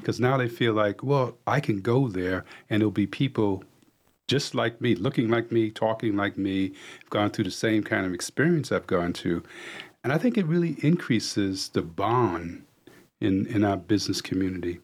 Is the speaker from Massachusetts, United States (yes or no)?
no; New York City, New York, United States; now in Cornelius, United States; I grew up in New York City